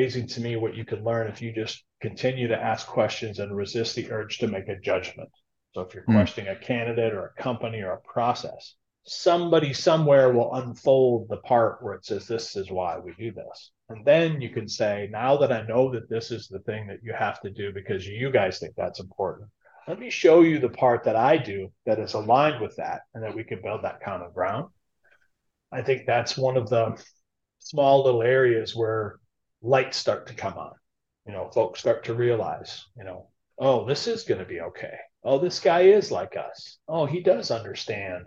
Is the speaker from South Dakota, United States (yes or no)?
yes; South Dakota, United States; moved away; also born or lived in Southwest Minnesota; born in Southwest Minnesota, raised in South Dakota.